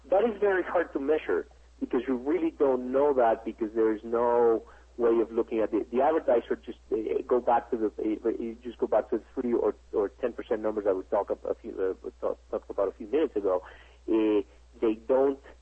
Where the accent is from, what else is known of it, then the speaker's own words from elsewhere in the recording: Mexico; I'm from Mexico myself.